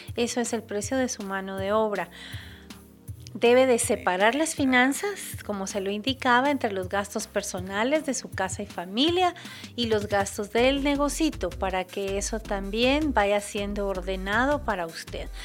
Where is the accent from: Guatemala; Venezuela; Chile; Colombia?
Guatemala; nuestro país, es ah, nuestro compromiso como guatemaltecos